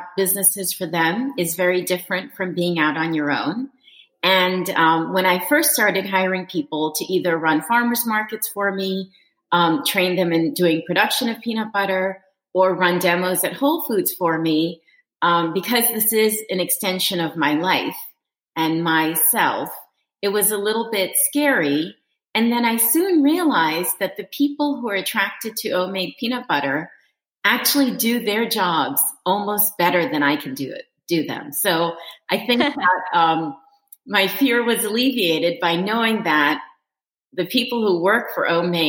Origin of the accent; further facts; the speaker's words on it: Reston, Virginia, United States; Reston, which is, of course, my hometown